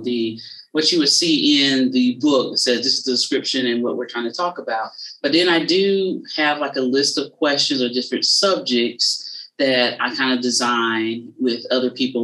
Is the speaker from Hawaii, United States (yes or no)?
no; South Carolina, United States; I'm from South Carolina, but I'm right on the border of Georgia, is where I'm from